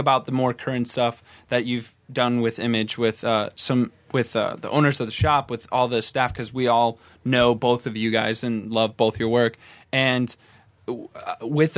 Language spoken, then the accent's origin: English; Iowa, United States; I'm from Iowa, and weirdly enough, both my school library and my college university library, giant section for comics.